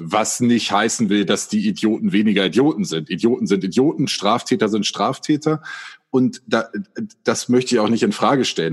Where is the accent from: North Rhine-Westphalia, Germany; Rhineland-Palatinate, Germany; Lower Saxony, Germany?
Lower Saxony, Germany; Göttingen; wir kommen alle aus Göttingen